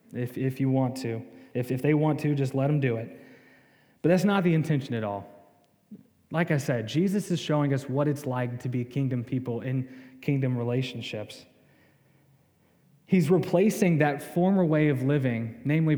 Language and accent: English; the South, United States; I'm from the South